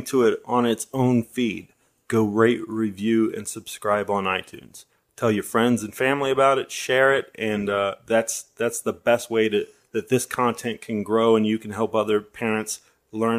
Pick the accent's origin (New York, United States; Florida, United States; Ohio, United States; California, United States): Ohio, United States; Dayton; my life growing up in Dayton and being a father